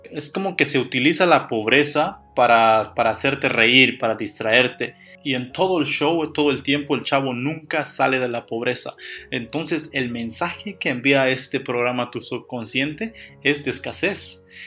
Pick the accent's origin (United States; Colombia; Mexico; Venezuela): Mexico; como mexicanos no debemos